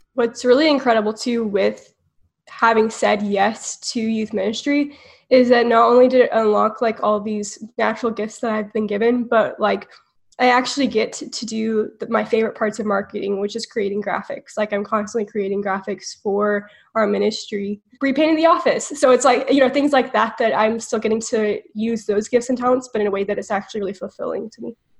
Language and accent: English; Houston, Texas, United States; now in College Station, United States; I grew up in Houston and moved to College Station